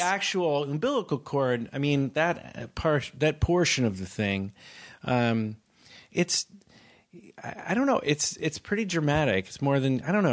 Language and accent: English; Palo Alto, California, United States; I'm from Palo Alto